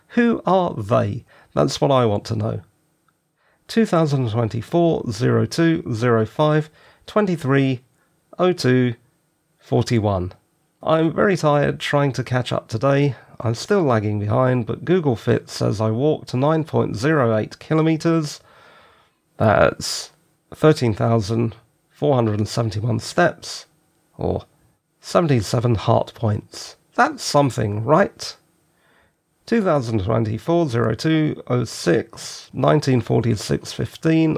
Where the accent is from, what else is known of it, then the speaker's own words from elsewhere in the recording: London, United Kingdom; also born or lived in the West of England / the North of England; I was born in South London